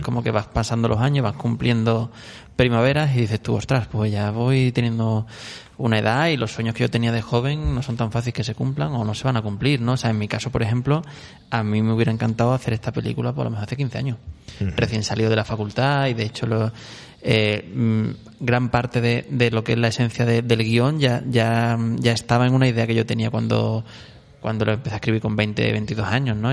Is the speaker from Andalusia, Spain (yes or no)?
yes; Córdoba, Andalusia, Spain; yo soy de Córdoba, allí había un, un videoclub mítico que era Fuente Guerra